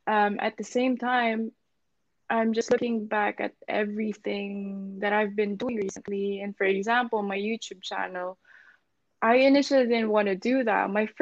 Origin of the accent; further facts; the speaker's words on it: Philippines; now in London, United Kingdom; how I did it and how I came from the Philippines to London, basically my story.